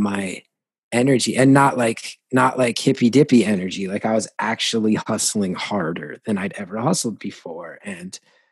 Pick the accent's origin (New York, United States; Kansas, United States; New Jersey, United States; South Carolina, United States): New Jersey, United States; growing up in Jersey